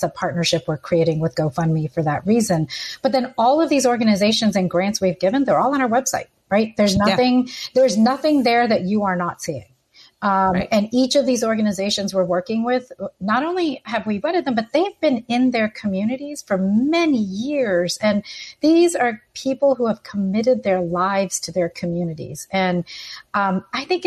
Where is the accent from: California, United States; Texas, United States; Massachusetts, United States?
Texas, United States; Houston; Houston, Harris County